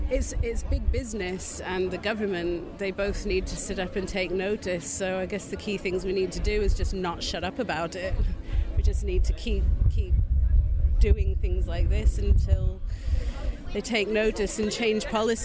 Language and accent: English; Otley, Yorkshire and the Humber, United Kingdom; I'm from Otley.